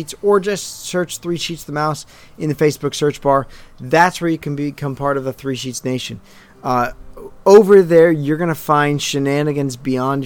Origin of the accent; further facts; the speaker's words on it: St. Louis, Missouri, United States; now in New Jersey, United States; growing up in St. Louis.